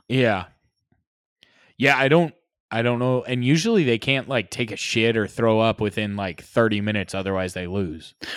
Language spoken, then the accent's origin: English; United States; being American